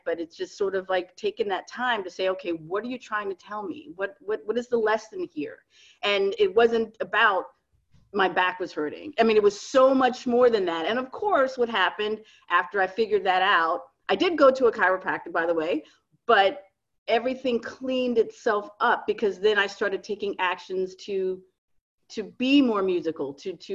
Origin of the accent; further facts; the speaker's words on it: Miami, Florida, United States; moved away as an adult; now in New York, United States; I'm originally from Miami and I moved to New York.